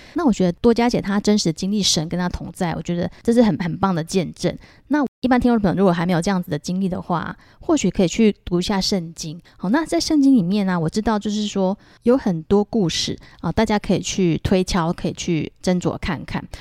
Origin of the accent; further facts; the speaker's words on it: Taiwan; 那还有我们台湾人呢、啊，我们封的妈祖嘛